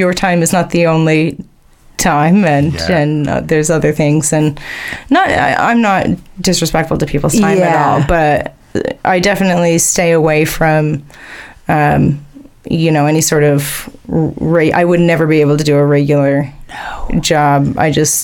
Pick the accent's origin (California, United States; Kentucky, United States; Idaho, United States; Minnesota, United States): Idaho, United States; Weiser; moved away as an adult; also born or lived in Nyssa, Oregon / Anchorage, Alaska / Payette, Idaho; now in Boise, United States; I grew up in Weezer, but I came here